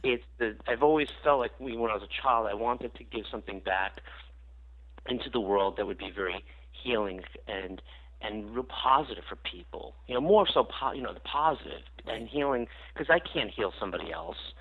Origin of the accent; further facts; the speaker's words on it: New York, United States; I grew up in New York